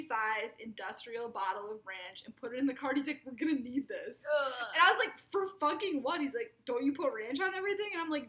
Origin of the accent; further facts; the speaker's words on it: Minnesota, United States; I'm a Minnesotan.